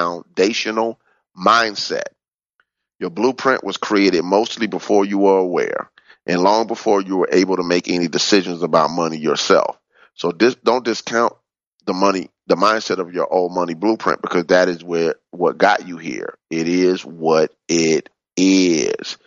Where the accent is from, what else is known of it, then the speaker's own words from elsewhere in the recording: Chicago, Illinois, United States; Growing up on the South Side of Chicago